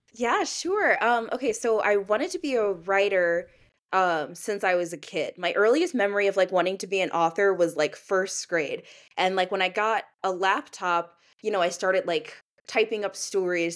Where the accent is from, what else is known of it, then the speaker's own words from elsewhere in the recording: St. Louis, Missouri, United States; also born or lived in Maine; I'm from Saint Louis, uh, Missouri, but I went to school in the suburbs